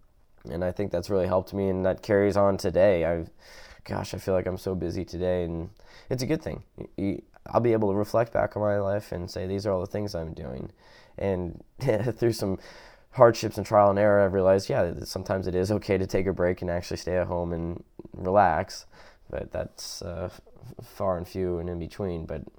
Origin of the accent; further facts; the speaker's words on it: University Place, Washington, United States; moved away; we moved from one Washington to the other, which I grew up in University Place, Washington